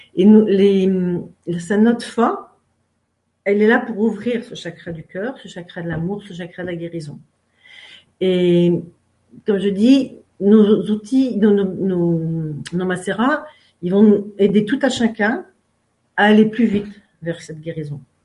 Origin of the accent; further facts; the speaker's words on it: Finistère, Brittany, France; Je suis française et je suis même finistérienne. Et c'est important pour moi d'en parler parce que c'est un peu parce que je suis née dans le Finistère, face à Ouessant et à Molène